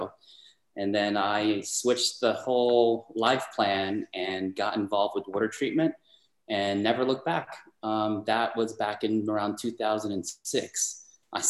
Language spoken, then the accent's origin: English; Bayonne, New Jersey, United States; also born or lived in Washington, D.C.; I grew up in Jersey, Bayonne, New Jersey